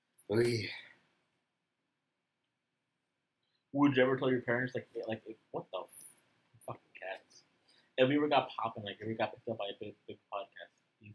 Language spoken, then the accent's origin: English; Mexico; I'm from Mexico, not from fucking Alabama